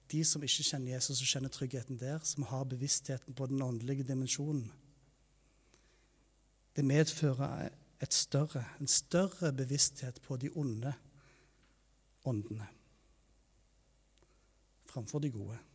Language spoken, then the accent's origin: Norwegian; Taiwan; Jeg vokste opp i Taiwan som misjonærbarn der.